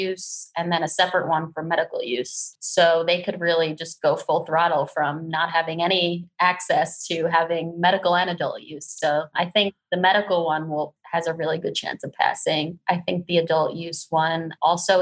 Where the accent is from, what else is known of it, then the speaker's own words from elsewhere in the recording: New Jersey, United States; moved away; I grew up in Jersey, so it's my home state